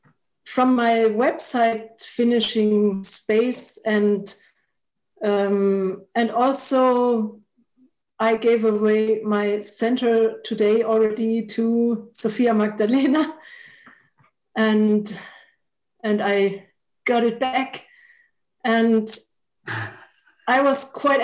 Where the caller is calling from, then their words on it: Black Forest, Baden-Württemberg, Germany; I'm calling from the Black Forest in Germany.